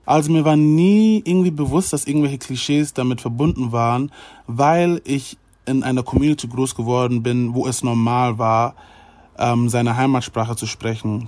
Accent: Germany; mit Deutsch natürlich, weil ich in Deutschland geboren wurde und weil ich hier mein ganzes Leben schon lebe

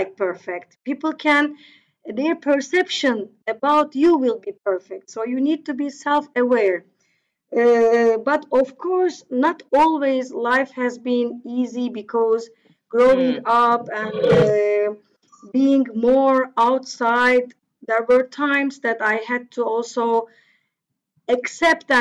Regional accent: Turkey; English is a second language; I am originally from Turkey, but my family roots are also quite mixed

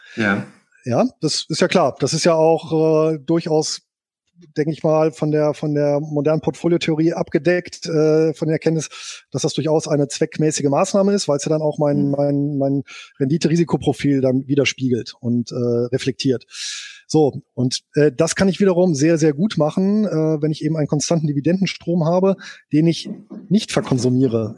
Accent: Bonn, North Rhine-Westphalia, Germany; Geboren bin ich hier in Bonn und aufgewachsen

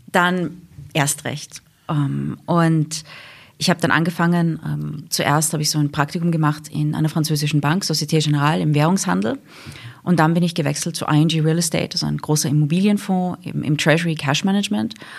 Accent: England, United Kingdom; moved away; also born or lived in Wiener Neustadt, Austria / Vienna, Austria; wir sind nach England gezogen, wie ich sieben Jahre alt war. Also ich bin in Wiener Neustadt geboren, dann in England aufgewachsen.

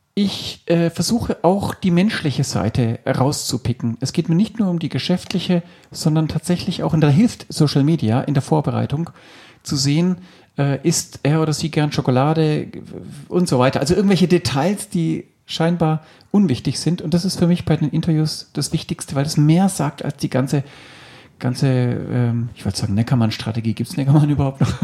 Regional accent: Stuttgart, Baden-Württemberg, Germany; ich bin aufgewachsen tatsächlich in Stuttgart, so gesehen stimmt es mit dem Schwaben schon mal

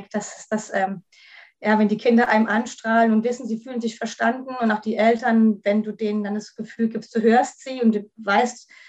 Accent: Kaiserslautern, Rhineland-Palatinate, Germany; ich komme aus Kaiserslautern, da wo der Betze jetzt in der dritten Liga ist

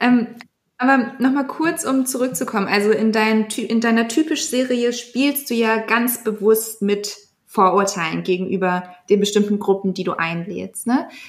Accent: Germany; wir sind ja auch alle Deutsche, aber so wie wir Deutsch mit Migrationsgeschichte

